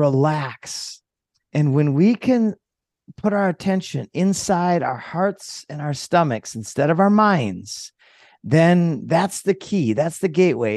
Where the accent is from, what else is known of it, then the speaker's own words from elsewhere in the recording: Minnesota, United States; moved away; also born or lived in Costa Rica; I came from Minnesota. I grew up there when I was a kid.